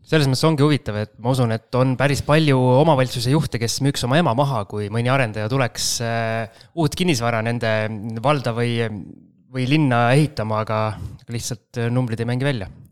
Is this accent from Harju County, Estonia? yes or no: yes; Jüri, Harju County, Estonia; minu kodukanti Jürisse